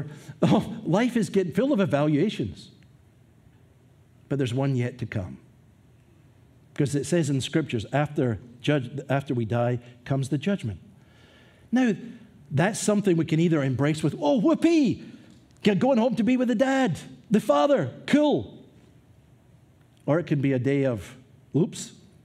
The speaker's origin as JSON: {"language": "English", "region": "Scotland", "country": "United Kingdom", "tie": "born or raised there", "moved": "yes", "said": "as a young man growing up in Scotland"}